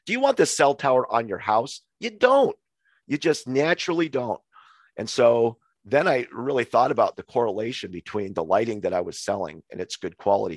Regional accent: Montana, United States; moved away as an adult; also born or lived in Hawaii / Missoula, Montana; we moved home from Hawaii to Montana, where I'm actually natively from

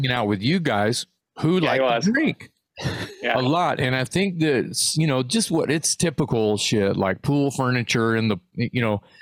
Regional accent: Texas, United States; I'm from Texas. Right. I'm used to this kind of heat.

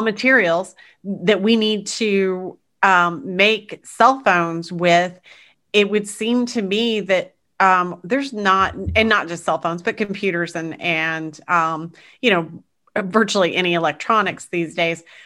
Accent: United States; as an American

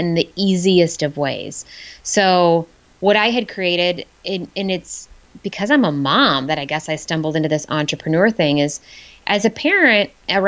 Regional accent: Midwest, United States; moved away; I grew up in the Midwest, so a lot of my family is in the Chicago area

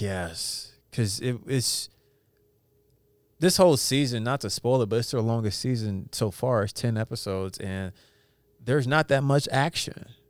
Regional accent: Edmond, Oklahoma, United States; growing up in Edmond with the white boys

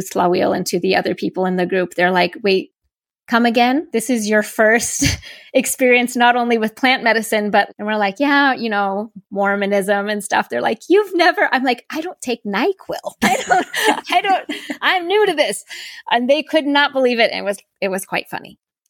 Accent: Seattle, Washington, United States; And I grew up in Seattle for a few years, like I said, when I was little

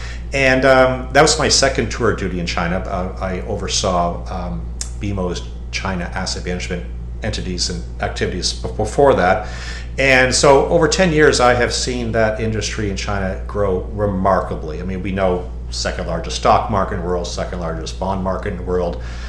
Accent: Canada; now in United States; I'm from Canada originally. I'm Canadian American. I'm a bit of a mutt, but I'm from Canada originally, and I'm also American. I now reside in the U.S.

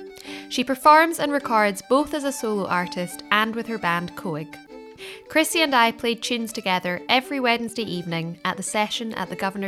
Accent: Scotland, United Kingdom; I'm a Scottish fiddle player

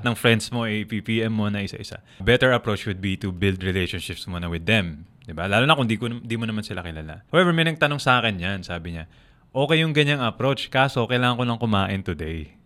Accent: Philippines; Ako as a Filipino

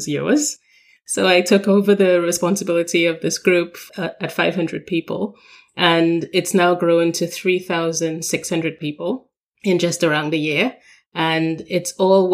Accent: Trinidad & Tobago; moved away as an adult; now in London, United Kingdom; I come from Trinidad and Tobago. We are considered a small island developing state

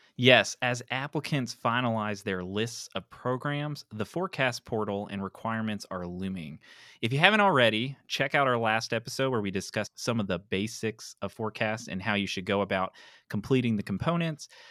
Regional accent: East Tennessee, United States; I'm from East Tennessee

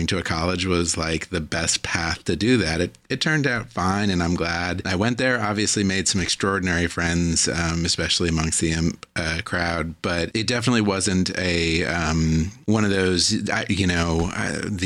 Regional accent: Virginia, United States; In Virginia, I grew up in Virginia

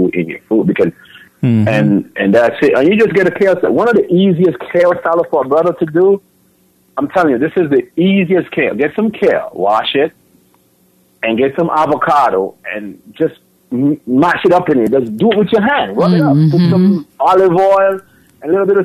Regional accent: Jamaica; I've grown up with people in Jamaica

